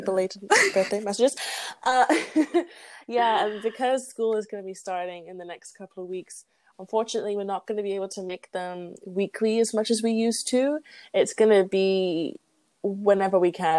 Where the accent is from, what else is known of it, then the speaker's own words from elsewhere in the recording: England, United Kingdom; moved away as an adult; I'm an immigrant from a quote unquote good country like England, like a Western not, country, like I'm from a Western country